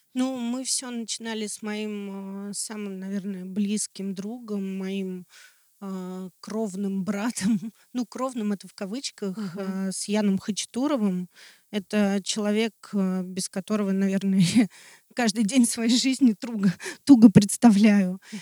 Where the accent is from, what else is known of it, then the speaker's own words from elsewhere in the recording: Russia; я очень горжусь тем, что я россиянин